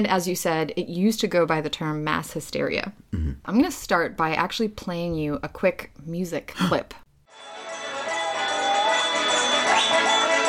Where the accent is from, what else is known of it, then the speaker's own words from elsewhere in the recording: Ukraine; moved away; I grew up in Ukraine, lived in a very small town